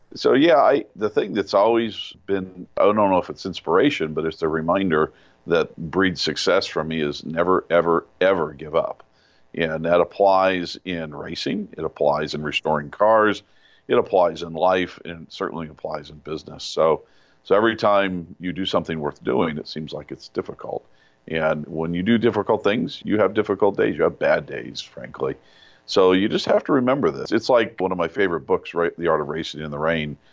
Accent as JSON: {"language": "English", "town": "Yucaipa", "region": "California", "country": "United States", "tie": "born or raised there", "said": "walking home from school in this little town in Yucaipa, I grew up in California"}